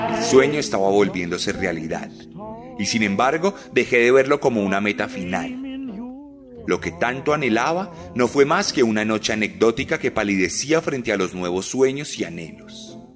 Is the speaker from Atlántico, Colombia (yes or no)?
no; Bogotá, Colombia; como yo, creció en las calles hostiles de Bogotá